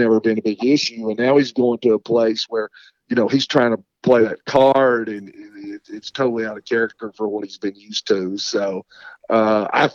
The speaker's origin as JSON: {"language": "English", "region": "East Tennessee", "country": "United States", "tie": "born or raised there", "said": "I grew up in East Tennessee."}